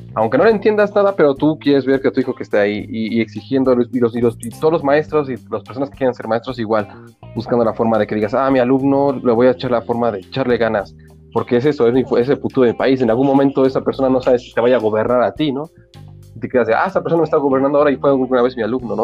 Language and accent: Spanish; Mexico City, Mexico; crecí ya en Iztapalapa